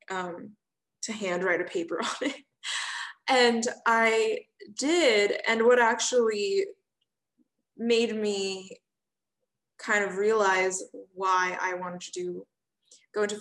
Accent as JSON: {"language": "English", "town": "Austin", "region": "Texas", "country": "United States", "said": "I'm from Austin."}